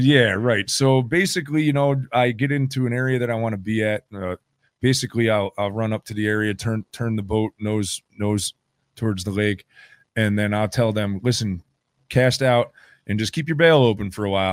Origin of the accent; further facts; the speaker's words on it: New York, United States; I grew up on Lake Champlain